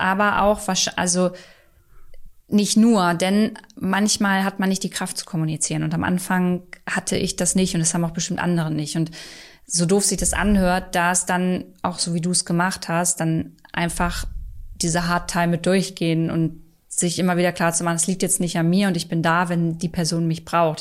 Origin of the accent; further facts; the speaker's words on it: Hornburg, Lower Saxony, Germany; now in Berlin, Germany; Ich war äh, in Hornburg ähm, in meiner Heimat